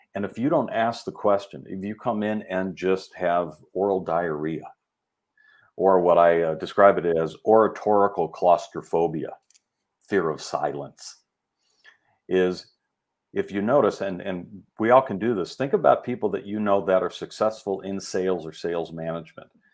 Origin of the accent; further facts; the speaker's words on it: Rolling Meadows, Illinois, United States; I grew up in Rolling Meadows